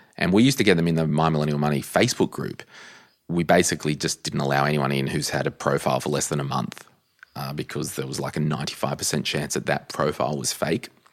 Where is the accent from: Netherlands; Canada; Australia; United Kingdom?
Australia; Central Coast, New South Wales; moved away; I'm from the Central Coast originally